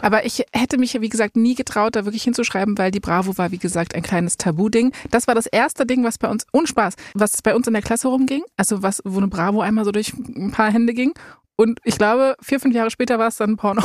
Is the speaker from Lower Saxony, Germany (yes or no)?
no; Berlin, Germany; Ich bin in Berlin geboren